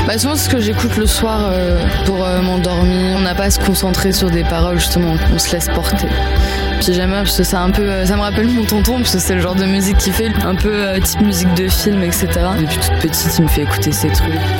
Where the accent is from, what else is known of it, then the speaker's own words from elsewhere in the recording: Paris, Île-de-France, France; je suis de Paris